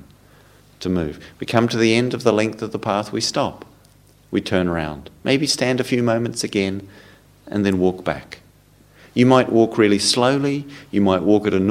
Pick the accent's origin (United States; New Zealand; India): New Zealand; moved away; I come from New Zealand. We call them jerseys in New Zealand